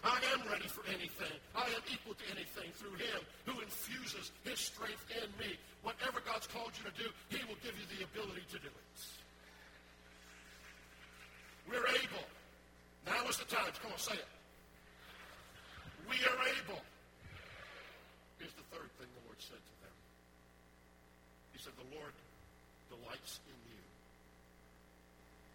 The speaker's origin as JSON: {"language": "English", "town": "New Orleans", "region": "Louisiana", "country": "United States", "tie": "born or raised there", "moved": "yes", "said": "I grew up in New Orleans"}